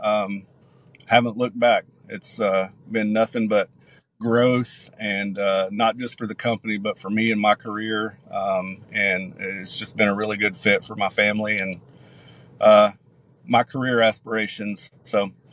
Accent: Cleveland, Tennessee, United States; moved away as an adult; also born or lived in Atlanta, Georgia / Africa; move back home to my hometown of Cleveland, Tennessee.

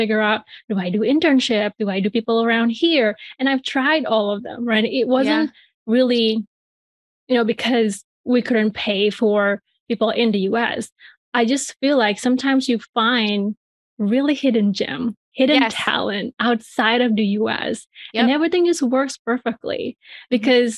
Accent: Bali, Indonesia; moved away as an adult; now in United States; I'm from, you know, Bali, Indonesia. That's where I grew up and I was born

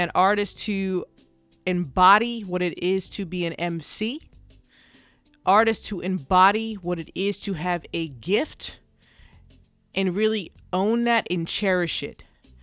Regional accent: New Jersey, United States; I'm from New Jersey

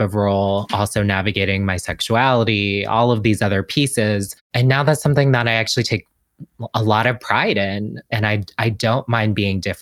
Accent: Washington, District of Columbia, United States; I'm from DC. I grew up in DC.

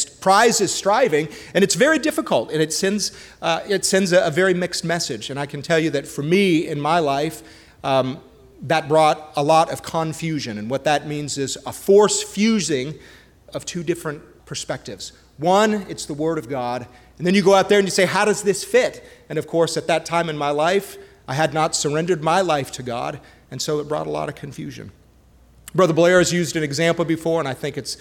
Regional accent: Montreal, Quebec, Canada; I was born and raised up in Canada, in Montreal.

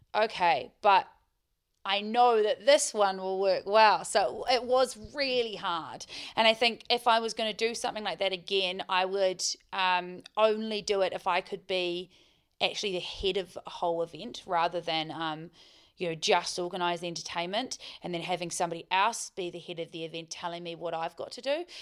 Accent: Queenstown, Otago, New Zealand; moved away as an adult; also born or lived in Dunedin / Dubai; I was born in Queenstown, grew up in Queenstown

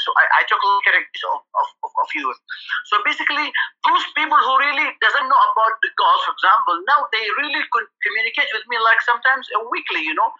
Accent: Sana'a, Amanat Al Asimah, Yemen; moved away as an adult; also born or lived in Taiz, Yemen / Malaysia / Rome, Italy; I grew up in Sana'a, and I did have my like elementary and high school in Sana'a

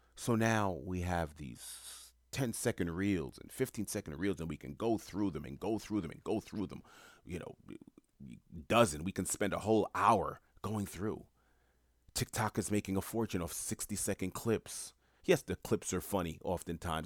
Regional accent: New York City, New York, United States; growing up in Queens, New York when I did

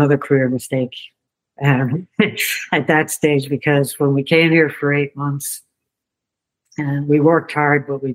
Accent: County Limerick, Munster, Ireland; I'm from County Limerick, so it's down south.

